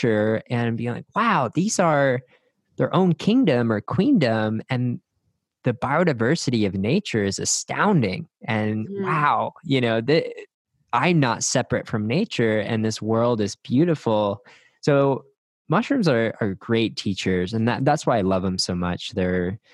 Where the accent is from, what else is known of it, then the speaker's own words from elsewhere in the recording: Northeast, United States; now in Austin, United States; I grew up in the Northeast